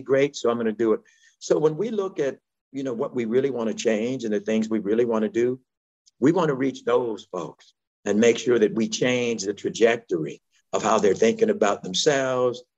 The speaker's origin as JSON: {"language": "English", "town": "Chicago", "region": "Illinois", "country": "United States", "tie": "born or raised there", "said": "I'm from Inglewood, and I've been in Chicago my entire life"}